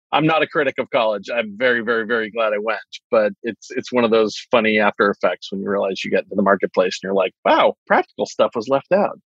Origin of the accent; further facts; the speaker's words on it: East Coast, United States; moved away as an adult; also born or lived in Santa Cruz; now in Silicon Valley, United States; I'm originally from the East Coast